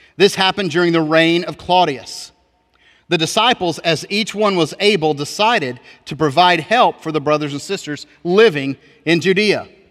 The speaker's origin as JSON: {"language": "English", "country": "United States"}